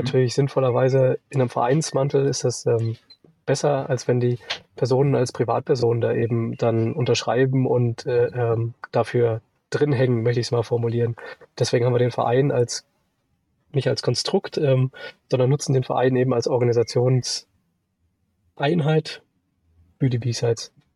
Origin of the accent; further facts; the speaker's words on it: Sauerland, North Rhine-Westphalia, Germany; now in Munich, Germany; komme nicht aus Österreich, aus dem schönen Sauerland. Mich hat es auch irgendwann nach München verschlagen, mittlerweile schon 15 Jahre hier in München